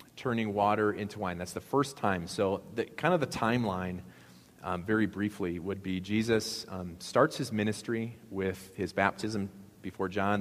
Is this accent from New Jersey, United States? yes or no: no; Appleton, Wisconsin, United States; my hometown of Appleton of 70,000 people